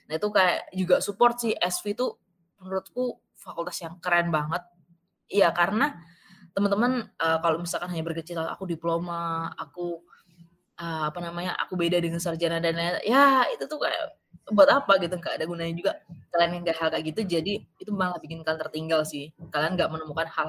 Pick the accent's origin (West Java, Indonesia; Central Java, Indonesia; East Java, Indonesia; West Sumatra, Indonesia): East Java, Indonesia; Jombang; dari kota-kota besar aku dari Jombang kalau kalian tahu ya itu kayak se kota kecil kabupaten kecil di, di Jawa Timur kayak gitu